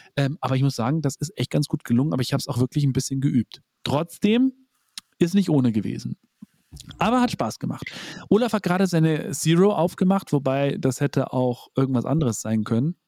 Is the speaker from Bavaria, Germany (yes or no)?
yes; Bavaria, Germany; bei uns in Bayern